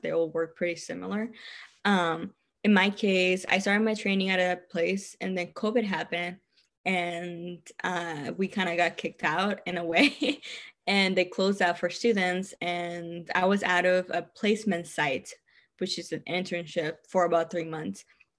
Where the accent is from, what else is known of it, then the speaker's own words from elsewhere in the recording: Texas, United States; I know a lot of other states are not as half. I'm from Texas. Texas is like way cheaper than California.